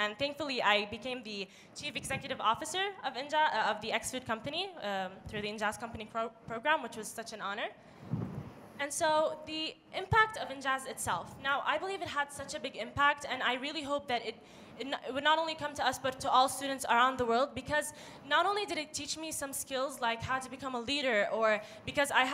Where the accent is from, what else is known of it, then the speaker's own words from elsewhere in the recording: Dubai, United Arab Emirates; I was born in Dubai, but I am of Palestinian origin, and my nationality is Jordanian. I've been attending Dubai National School ever since I was young